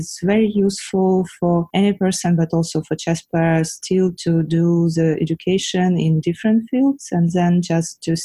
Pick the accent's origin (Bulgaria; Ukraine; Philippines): Ukraine; I was born in Ukraine at the Soviet Union time